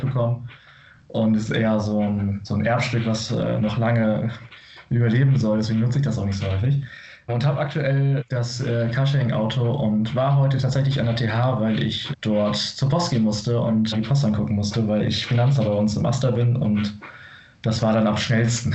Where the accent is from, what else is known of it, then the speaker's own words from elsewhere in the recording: Bremen, Germany; moved away; Ich komme aus der Region Bremen